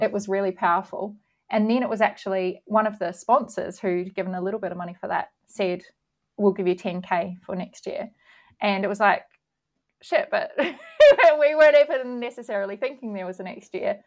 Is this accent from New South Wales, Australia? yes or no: yes; Camden, New South Wales, Australia; moved away as an adult; also born or lived in Wagga Wagga; now in New Zealand; I'm Australian and I grew up on a Kōreka block in Camden, which is a was a, was a dairy farming area back in the day in rural outside of Sydney